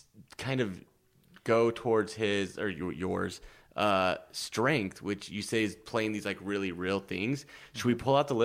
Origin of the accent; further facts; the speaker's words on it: Nebraska, United States; moved away; I'm almost like scared to say I'm from Nebraska in some places.